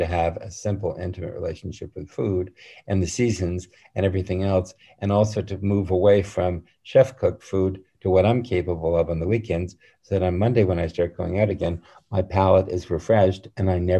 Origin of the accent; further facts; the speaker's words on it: Westport, Connecticut, United States; now in Paris, France; I grew up in Westport, Connecticut, which is about 60 miles from New York.